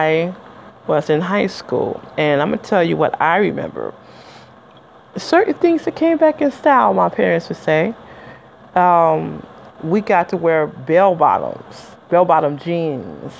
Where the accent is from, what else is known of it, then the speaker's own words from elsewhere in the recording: Detroit, Michigan, United States; I'm from Detroit, Michigan